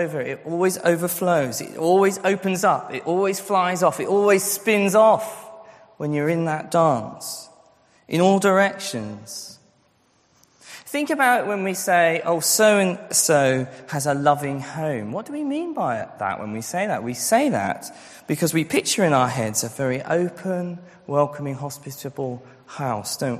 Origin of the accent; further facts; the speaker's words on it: Scotland, United Kingdom; I grew up in Scotland